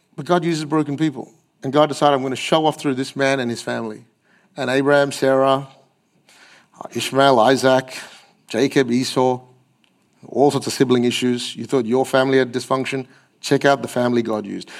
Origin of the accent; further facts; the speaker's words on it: Australia; I'm too Aussie to be Asian and I'm too Asian to be Aussie